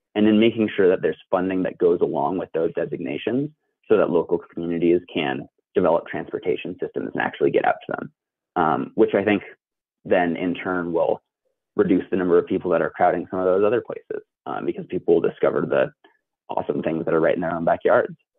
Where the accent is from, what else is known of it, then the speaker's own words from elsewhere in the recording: the West, United States; I grew up in the West